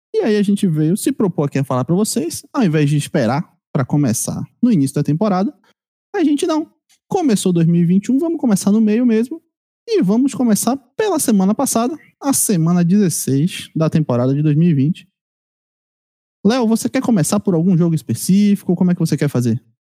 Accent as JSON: {"language": "Portuguese", "region": "Bahia", "country": "Brazil", "said": "a minha terra aqui, minha Bahia"}